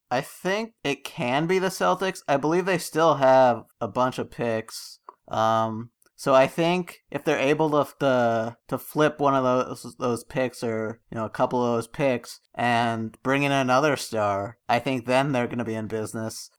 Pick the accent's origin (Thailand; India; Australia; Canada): Canada; I'm Canadian